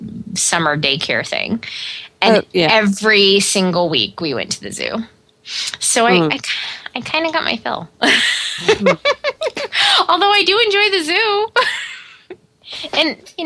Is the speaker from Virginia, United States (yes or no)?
no; Omaha, Nebraska, United States; now in Chicago area, United States; I grew up in Omaha, Nebraska